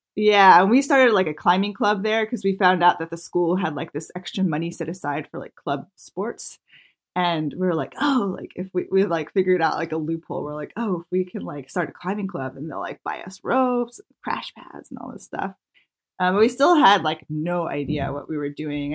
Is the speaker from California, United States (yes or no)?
no; Maryland, United States; moved away as an adult; also born or lived in Yosemite; I grew up in Maryland